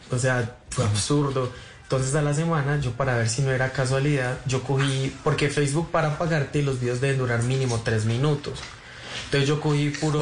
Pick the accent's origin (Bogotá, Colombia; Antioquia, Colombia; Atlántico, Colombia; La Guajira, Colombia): Antioquia, Colombia; Medellín; moved away as an adult; also born or lived in Bogotá / Chía; yo tengo 26, nací en Medellín eh, y vivo en Medellín otra vez ya como tres años sin vivir aquí, pero volví hace como dos meses